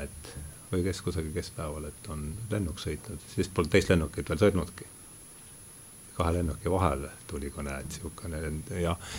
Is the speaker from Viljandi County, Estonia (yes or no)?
no; Rakvere, Lääne-Viru County, Estonia; moved away; olen pärit Rakverest